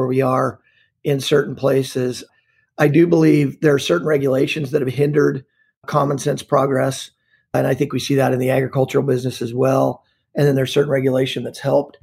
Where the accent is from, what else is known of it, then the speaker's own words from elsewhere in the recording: Montana, United States; now in The Woodlands, United States; I was born and raised in Montana